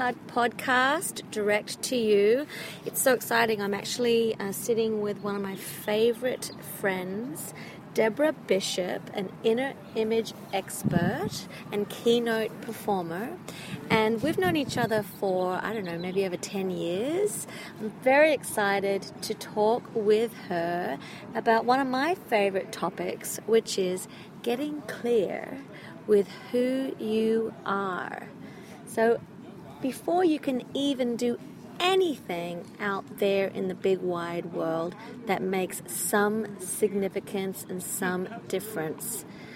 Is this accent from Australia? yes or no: yes; Australia; now in Hollywood, United States; I am an Australian, Hollywood-based singer-songwriter